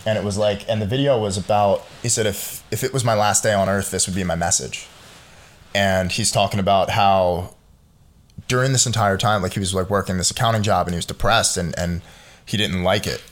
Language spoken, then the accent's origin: English; United States; as an American